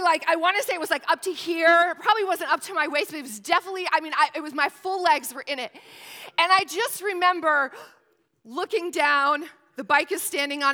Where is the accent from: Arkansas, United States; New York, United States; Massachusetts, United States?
New York, United States; St. Lawrence County, northern New York State, United States; now in Newport News, United States; I was born and raised in northern New York State